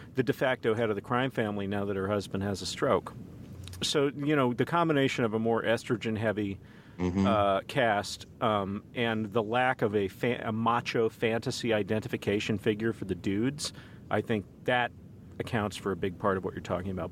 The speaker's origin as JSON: {"language": "English", "town": "Dallas", "region": "Texas", "country": "United States", "also_born_or_lived": "Kansas City", "moved": "yes", "said": "I'm from Dallas by way of Kansas City"}